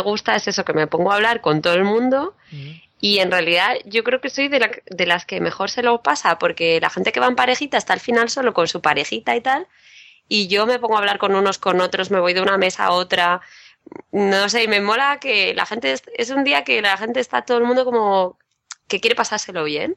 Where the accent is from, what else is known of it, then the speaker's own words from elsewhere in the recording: Madrid, Community of Madrid, Spain; de Madrid